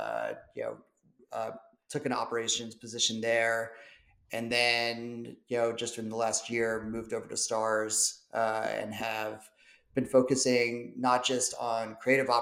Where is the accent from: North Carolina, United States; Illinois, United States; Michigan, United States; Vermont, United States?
North Carolina, United States; moved away as an adult; also born or lived in Atlanta; now in Los Angeles, United States; I'm actually from the South, from North Carolina